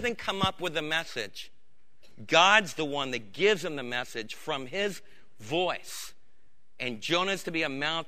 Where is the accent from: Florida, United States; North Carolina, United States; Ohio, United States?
Florida, United States; When I was a kid growing up in Florida